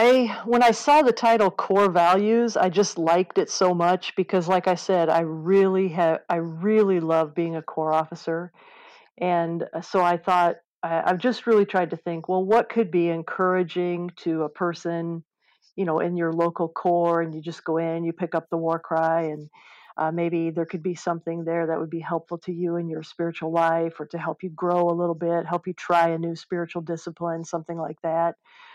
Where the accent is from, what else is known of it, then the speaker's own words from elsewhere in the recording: Midwest, United States; I am a Midwesterner.